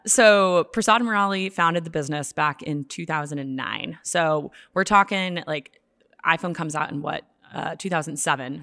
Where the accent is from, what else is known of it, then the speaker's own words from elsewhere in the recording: Boston, Massachusetts, United States; now in Chicago, United States; I'm from Boston originally, but I live in Chicago